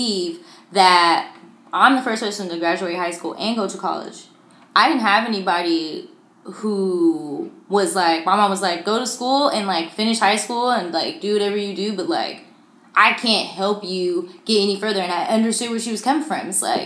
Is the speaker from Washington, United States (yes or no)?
yes; Tacoma, Washington, United States; I'm from the Hilltop